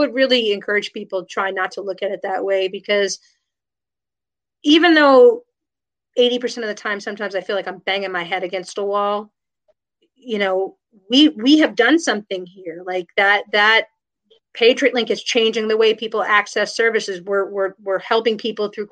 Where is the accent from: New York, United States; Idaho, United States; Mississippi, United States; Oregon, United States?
New York, United States; moved away as an adult; also born or lived in Berkeley, California / Lawton, Oklahoma; I grew up in New York